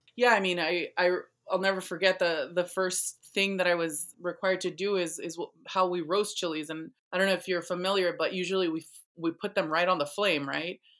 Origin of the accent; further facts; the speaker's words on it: National City, California, United States; I grew up in, um, in San Diego County, I was, um, born and raised here